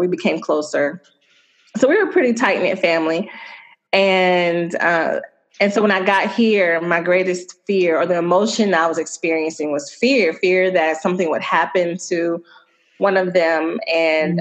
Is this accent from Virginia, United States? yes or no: yes; Chesapeake, Virginia, United States; moved away as an adult; also born or lived in Suffolk, Virginia / New Jersey; now in Chicago, United States; I am from Virginia. I grew up in a city called Chesapeake, and my family moved to a neighboring city, well, about 30 minutes away, Suffolk